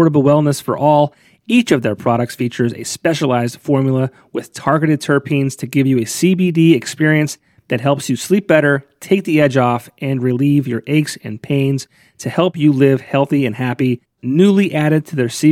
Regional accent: Scranton, Pennsylvania, United States; that's where I'm from

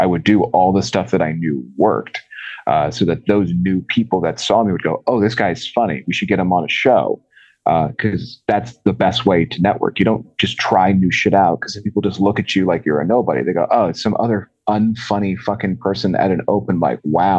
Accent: Maryland, United States; I live in Northeast PA. I'm actually originally from Maryland.

